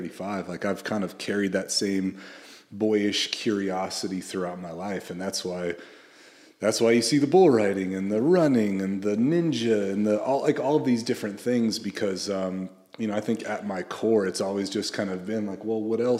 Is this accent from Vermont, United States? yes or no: no; Central Coast of California, United States; when I was a kid, I grew up on the Central Coast of California, and I was raised primarily by my mom